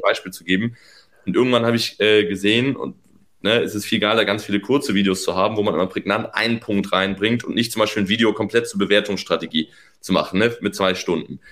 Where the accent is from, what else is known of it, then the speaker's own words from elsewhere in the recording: Northern Germany, Germany; now in Berlin, Germany; ich bin Norddeutscher